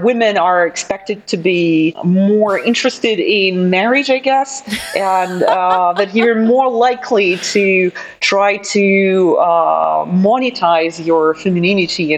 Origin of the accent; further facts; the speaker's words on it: Moscow, Russia; English is a second language; moved away as an adult; also born or lived in Jinan, China / Edmonton, Canada; now in Wolverhampton, United Kingdom; I still have huge privilege of being born and raised in Moscow